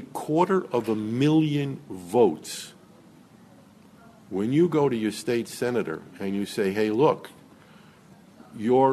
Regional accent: United States; as Americans

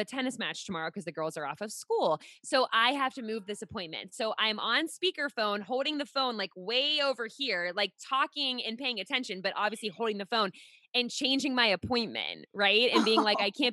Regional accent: Pittsburgh, Pennsylvania, United States; moved away as an adult; now in Rhode Island, United States; I live in Rhode Island now, but I born and raised in Pittsburgh for 26 years

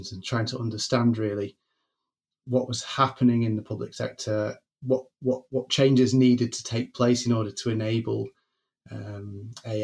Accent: Greater Manchester, North West England, United Kingdom; I grew up in Greater Manchester

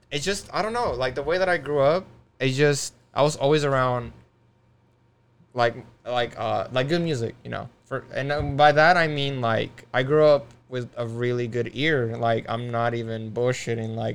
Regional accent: California, United States; also born or lived in Las Vegas; I'm from California because. Yeah.

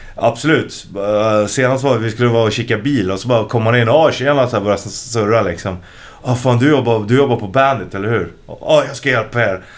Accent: Stockholm, Stockholm County, Sweden; där jag växte upp, och det är ju sö söder om Söder

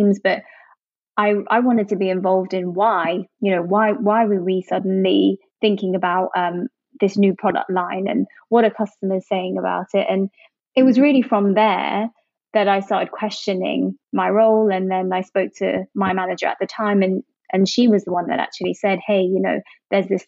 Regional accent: Jersey; moved away as an adult; also born or lived in Hong Kong / London; I'm originally from Jersey, the Channel Islands

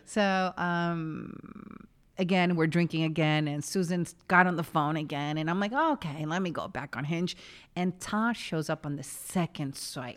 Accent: New York, United States; moved away as an adult; also born or lived in Chile; now in Los Angeles, United States; I was born and raised in New York.

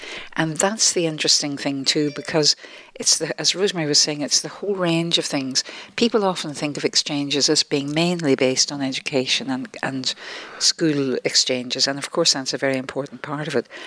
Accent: Ireland; being Irish

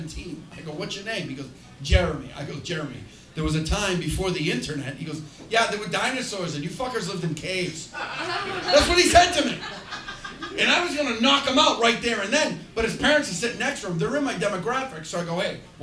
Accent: Chelsea, Massachusetts, United States; I grew up in Chelsea, Massachusetts

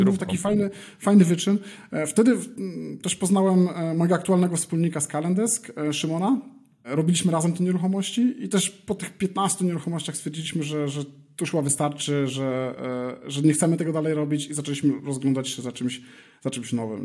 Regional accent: Elbląg, Warmian-Masurian Voivodeship, Poland; moved away as an adult; also born or lived in Warsaw, Poland / Kraków, Poland / Berlin, Germany / Gran Canaria, Spain; now in Madrid, Spain; Pochodzę z Elbląga, tam kończyłem liceum, Później przeniosłem się do Warszawy

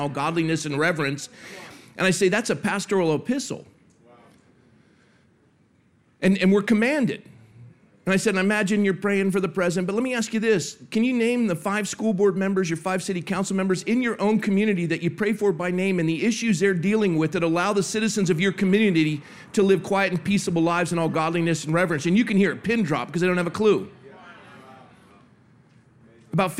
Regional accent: Coronado, California, United States; I was born and raised in Coronado, California

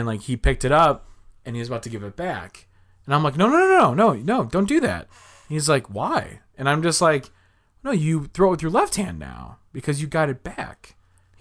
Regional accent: Chicago, Illinois, United States; I was from Chicago

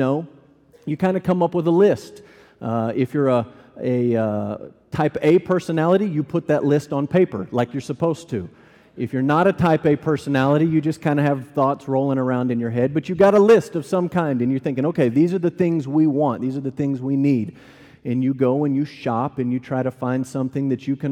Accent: Amarillo, Texas, United States; moved away as an adult; also born or lived in Louisville, Kentucky; I grew up in Amarillo, Texas.

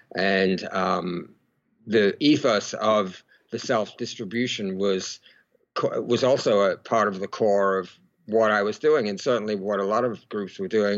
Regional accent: Melbourne, Victoria, Australia; I was born in in Melbourne, Australia

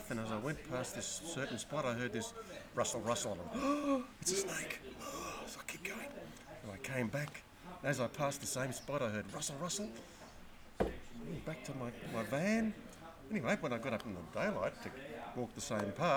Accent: Queensland, Australia; I'm from Queensland

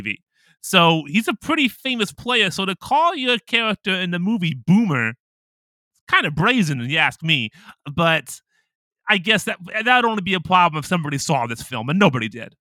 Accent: Ohio, United States; moved away as an adult; now in Japan; I'm from Ohio

